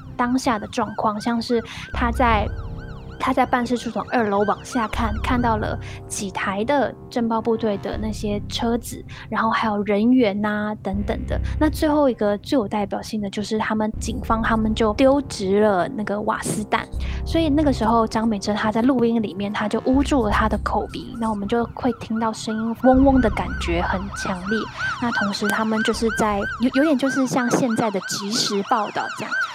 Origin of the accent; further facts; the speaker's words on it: Taiwan; 可是为什么我身为一个台湾人，我却完完全全不知道这件事情？